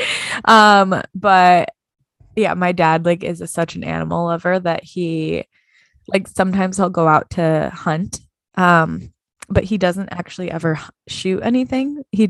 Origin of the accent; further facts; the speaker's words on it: Midwest, United States; I'm from the Midwest. So those photos of those deer hanging upside down are all over my Facebook